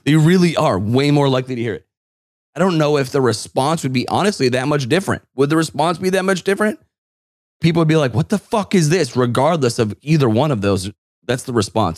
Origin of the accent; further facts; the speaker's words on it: Northeast, United States; growing up in the Northeast